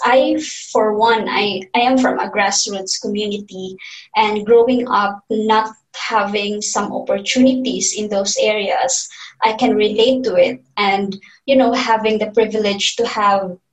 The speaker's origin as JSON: {"language": "English", "town": "Don Victoriano", "region": "Northern Mindanao", "country": "Philippines", "tie": "born or raised there", "moved": "yes", "lives_now": "Manila, Philippines", "said": "I grew up in Mindanao. So Mindanao is the southern part of the Philippines."}